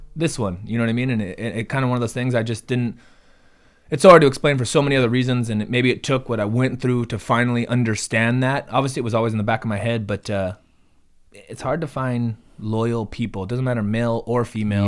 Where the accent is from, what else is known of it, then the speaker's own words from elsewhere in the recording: Ventura County, California, United States; we're from Ventura County